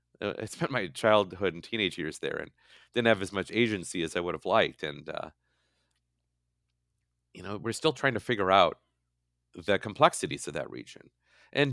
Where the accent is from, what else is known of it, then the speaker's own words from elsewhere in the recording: Midwest, United States; now in California, United States; I had never really written about my life as a Midwesterner in California and what that's been like and what it was like moving here.